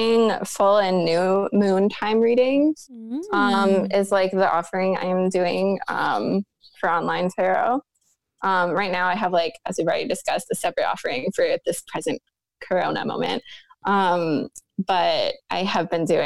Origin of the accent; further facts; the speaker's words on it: New York, United States; I'm from New York State originally